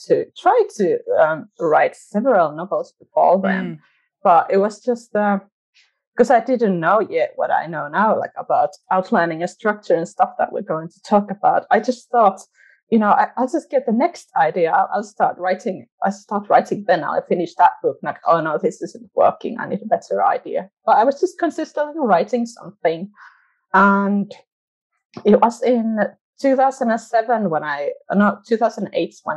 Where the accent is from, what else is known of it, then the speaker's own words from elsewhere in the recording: Finland; accent: part Finnish, but part British and part like growing up watching Friends; English is a second language; also born or lived in England; I'm from Finland. I was born here and now I'm kind of stuck here.